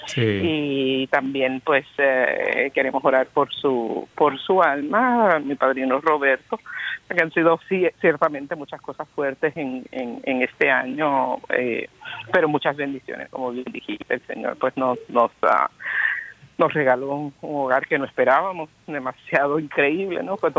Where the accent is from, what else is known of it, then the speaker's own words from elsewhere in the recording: San Juan, Puerto Rico; yo soy, como ustedes muchos saben, de San Juan de Puerto Rico